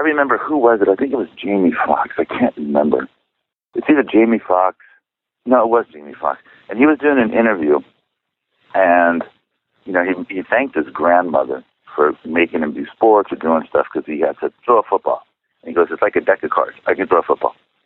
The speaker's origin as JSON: {"language": "English", "town": "San Clemente", "region": "California", "country": "United States", "tie": "born or raised there", "also_born_or_lived": "Chicago, Illinois", "first_language": "Czech", "second_language": "English", "said": "I was raised in San Clemente, small little beach town"}